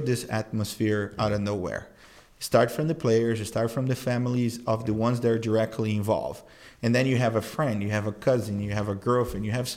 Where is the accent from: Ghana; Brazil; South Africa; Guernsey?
Brazil; now in United States; I grew up in Brazil